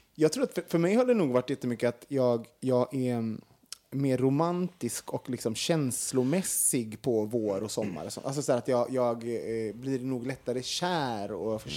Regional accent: Sweden; som vi svenskar

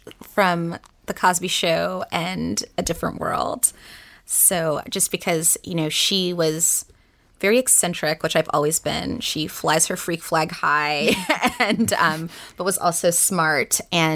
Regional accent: Saudi Arabia; also born or lived in North Carolina / South Carolina; now in United States; So I am originally from the Carolinas. So South and North Carolina. I moved to Saudi Arabia for about 10 years. So I did most of my childhood there.

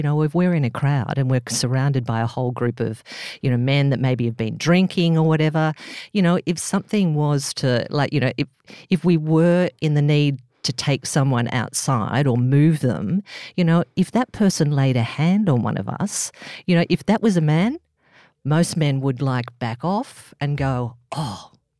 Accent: Northern Beaches, New South Wales, Australia; I came from the Northern Beaches, you know, bit of a surfy, you know

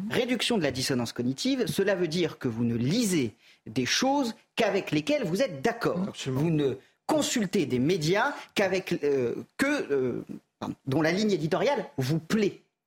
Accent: France; je suis un Français comme les autres

